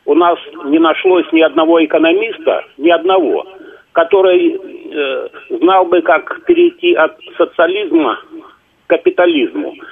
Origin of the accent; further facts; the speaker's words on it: Vnukovo, Moscow, Russia; я из Внукова, я внук Виктора Михайловича из Домодедова.